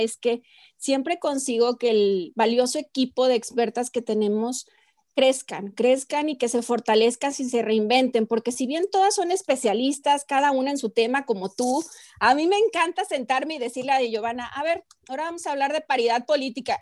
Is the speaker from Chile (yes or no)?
no; Mexico; como mexicanos